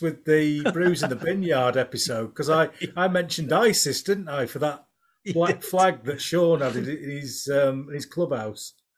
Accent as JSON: {"language": "English", "town": "Pudsey", "region": "Yorkshire and the Humber", "country": "United Kingdom", "accent": "Yorkshire", "said": "I'm from Pudsey"}